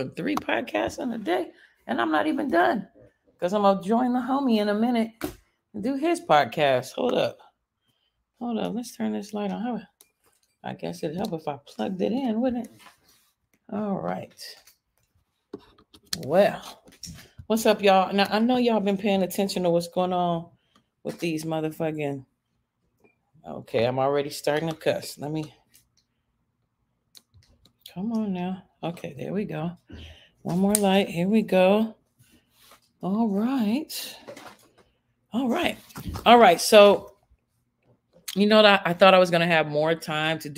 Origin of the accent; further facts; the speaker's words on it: Chicago, Illinois, United States; moved away; also born or lived in Los Angeles, California; I'm from Chicago, but I mostly lived in LA.